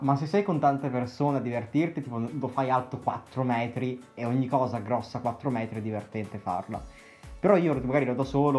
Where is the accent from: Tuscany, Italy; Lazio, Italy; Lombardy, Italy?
Lombardy, Italy; a small town in the Mantua area